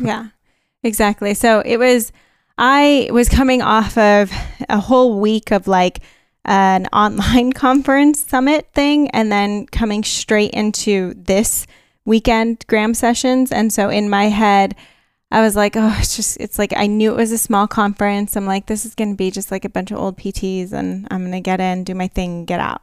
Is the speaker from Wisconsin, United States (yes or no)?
no; California, United States; I'm from California